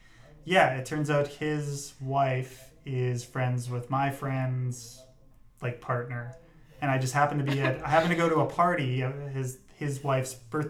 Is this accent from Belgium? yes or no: yes; Brussels, Brussels-Capital Region, Belgium; Whenever I tell people, they ask, oh, you know, where are you from? And I'm like, oh yeah, I grew up in Bruxelles.